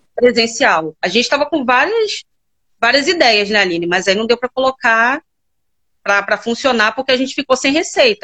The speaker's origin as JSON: {"language": "Portuguese", "region": "Rio de Janeiro", "country": "Brazil", "said": "Eu sou do Rio de Janeiro, mais tá. precisamente Campo Grande"}